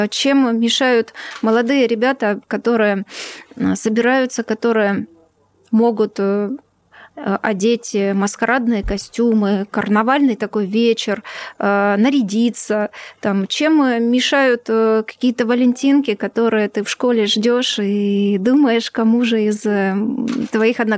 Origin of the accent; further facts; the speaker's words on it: Ukraine; born there; у меня в свидетельстве о рождении написано Украина. Поэтому ни для кого не секрет, э, что я родилась на ну, Украине.